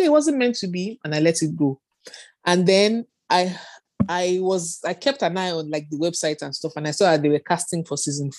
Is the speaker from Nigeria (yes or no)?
yes; Northern Nigeria, Nigeria; moved away as an adult; also born or lived in United Kingdom; I grew up in Nigeria, in the north of Nigeria, with my dad, my mom, and my siblings